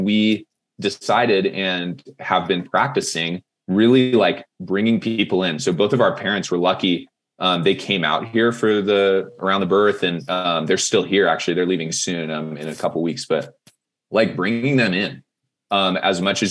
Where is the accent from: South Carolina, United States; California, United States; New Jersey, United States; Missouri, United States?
California, United States; Monterey; now in Boulder, United States; I am from Monterey, California originally. So, like, Central Coast